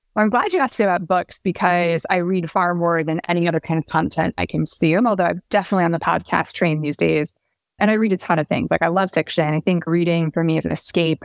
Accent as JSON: {"language": "English", "region": "Pacific Northwest", "country": "United States", "tie": "born or raised there", "moved": "yes", "lives_now": "New York, United States", "said": "I grew up in the Pacific Northwest"}